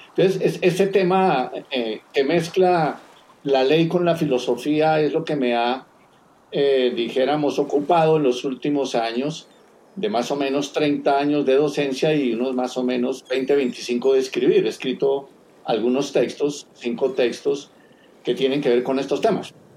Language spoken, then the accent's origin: Spanish; Colombia; Yo vengo navegando desde Colombia